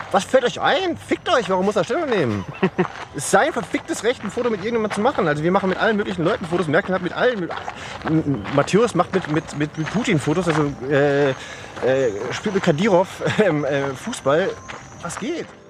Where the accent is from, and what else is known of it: Baden-Württemberg, Germany; born or raised there; also born or lived in Cairo, Egypt